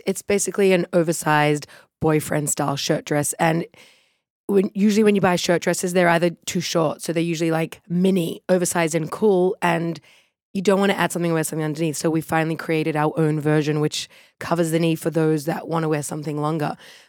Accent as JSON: {"language": "English", "town": "Sydney", "region": "New South Wales", "country": "Australia", "lives_now": "New York, United States", "said": "I'm Chaya's youngest sister. We're both from Sydney, Australia, and we now live in New York, in Crown Heights."}